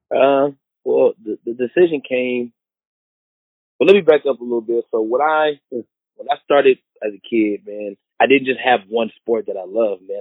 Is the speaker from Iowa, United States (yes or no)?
no; Seattle, Washington, United States; I grew up playing in Seattle, Washington